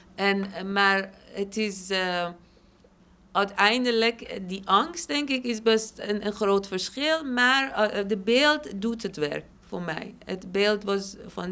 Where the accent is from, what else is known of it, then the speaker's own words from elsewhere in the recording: Shiraz, Fars, Iran; now in Amsterdam, Netherlands; stad Shiraz waar ik vandaan kom